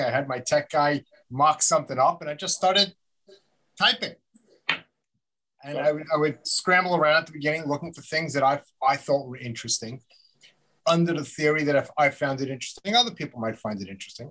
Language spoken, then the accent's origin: English; Long Island, New York, United States; also born or lived in Albany / Buffalo / Manhattan; I grew up out on Long Island